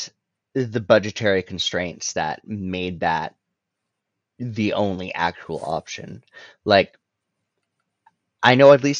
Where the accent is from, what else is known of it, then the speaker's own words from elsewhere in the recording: Alberta, Canada; I come from Alberta and I'm in Alberta